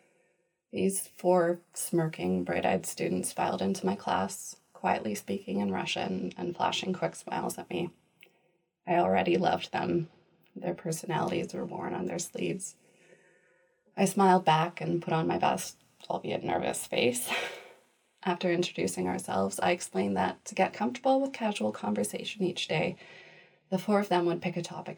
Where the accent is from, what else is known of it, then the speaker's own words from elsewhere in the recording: rural Manitoba, Canada; I grew up in rural Manitoba